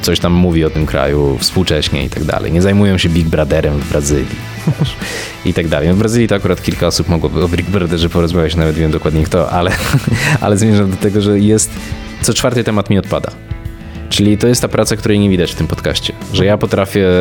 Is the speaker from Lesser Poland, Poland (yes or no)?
no; Łódź, Łódź Voivodeship, Poland; moved away; also born or lived in Warsaw; nie jestem z Warszawy, z jakiejś rodziny dyplomatów czy nie wiadomo kogo i ja ten świat poznawałem stopniowo, wyjeżdżając właśnie najpierw z Łodzi do, do Warszawy